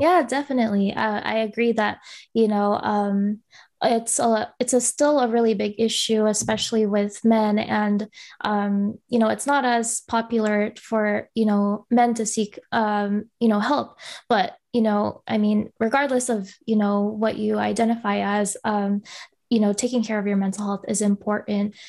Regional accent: Bay Area, California, United States; I'm Filipino, um, born and raised here

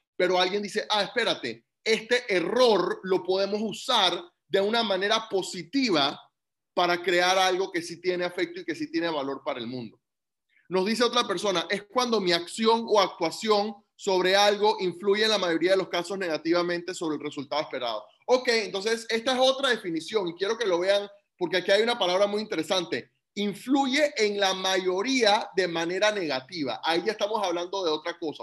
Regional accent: Panama; Yo como panameño, nacido y crecido en Panamá

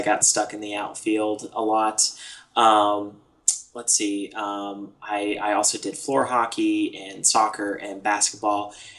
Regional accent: Parkersburg, West Virginia, United States; moved away; Originally born and raised in West Virginia.

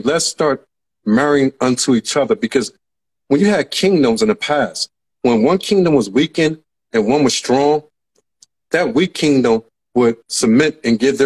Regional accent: United States; I was from America

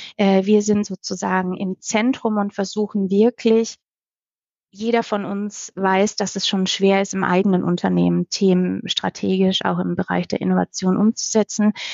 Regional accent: Baden-Württemberg, Germany; moved away; damals noch in meinem Heimatland Baden-Württemberg

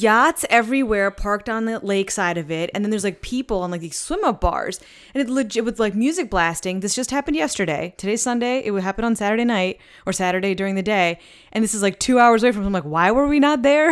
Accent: East Coast, United States; now in Saint Louis, United States; I'm from the East Coast, so, like, we go to beaches

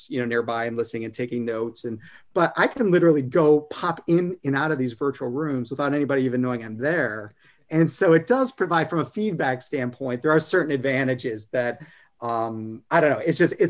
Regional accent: Detroit, Michigan, United States; now in South Carolina, United States; I'm from Detroit originally

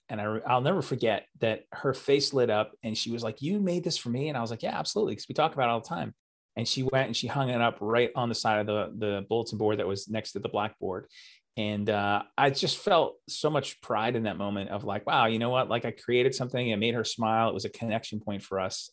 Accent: New York City, New York, United States; also born or lived in New Jersey; I was born in Staten Island, and uh, or as we say there, Staten Island. It's kind of like one word, and lived there most of my life

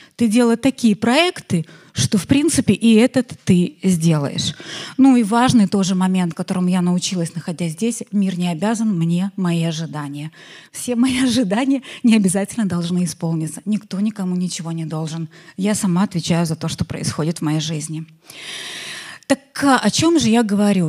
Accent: Belarus; я иностранка, белоруска

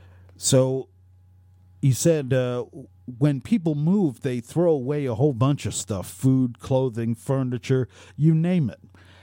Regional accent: New Jersey, United States; Growing up in Monmouth County, New Jersey, the home of … and … and the Jersey Shore, you look around and you don't see a lot of poverty or food lines.

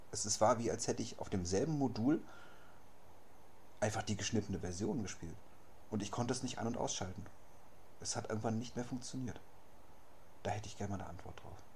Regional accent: Berlin, Germany; born there; ich bin hier geboren in Berlin. Im Hipsterviertel, Prenzlauer Berg.

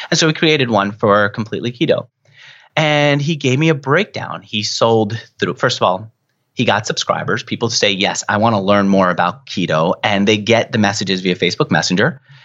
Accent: New York, United States; I'm a New Yorker, I talk a mile a minute.

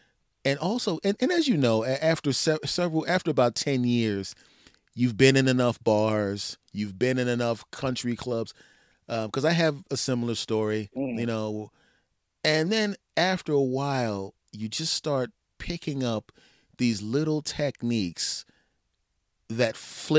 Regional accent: East Coast, United States; We are from the East Coast.

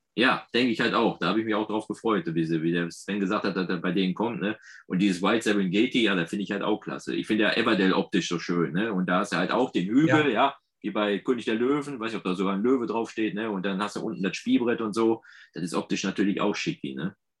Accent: Ruhr area, North Rhine-Westphalia, Germany; accent: Ruhrgebiet; ich merke da gar nicht, dass ich so Ruhrgebietszeug spreche

